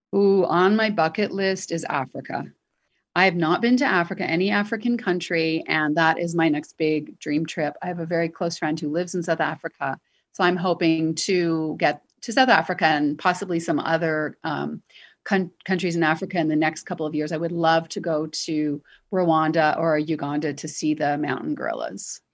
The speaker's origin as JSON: {"language": "English", "town": "Toronto", "region": "Ontario", "country": "Canada", "moved": "yes", "said": "I'm from Toronto"}